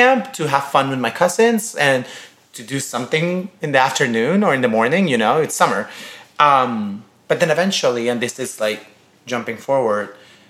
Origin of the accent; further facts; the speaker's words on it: Guayaquil, Guayas, Ecuador; now in New York, United States; I am from Guayaquil, Ecuador. I'm Latino. I'm Ecuadorian. I'm 25 years old right now.